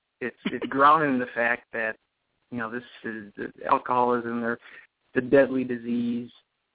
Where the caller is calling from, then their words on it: Minnesota, United States; I'm calling from Minnesota.